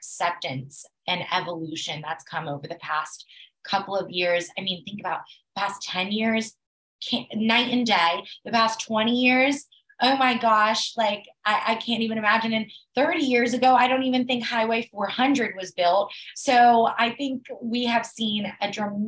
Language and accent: English; Atlanta, Georgia, United States; I'm from Atlanta, you know, the biggest, busiest airport in the world